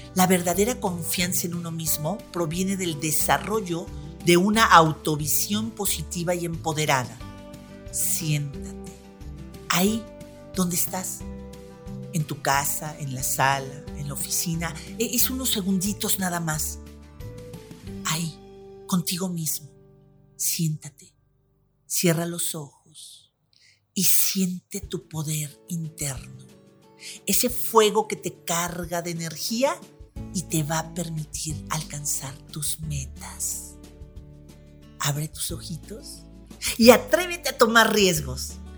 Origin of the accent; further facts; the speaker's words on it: Mexico; now in Puebla, Mexico; justo aquí en la ciudad de Puebla, soy mexicana